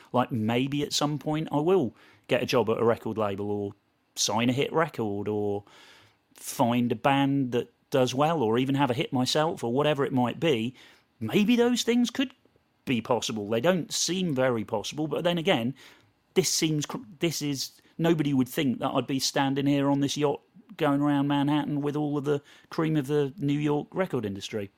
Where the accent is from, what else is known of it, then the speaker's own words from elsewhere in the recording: Portishead, South West England, United Kingdom; moved away as an adult; also born or lived in London; I moved from Portis Edge, just outside Bristol, to, to London to go to uni